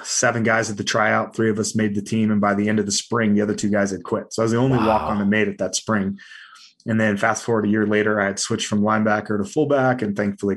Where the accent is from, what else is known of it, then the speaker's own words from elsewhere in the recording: California, United States; I was raised in California, right? So, you know, punk rock music and skateboarding.